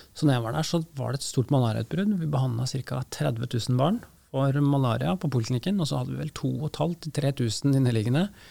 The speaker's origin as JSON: {"language": "Norwegian", "country": "Norway", "said": "Som norske leger"}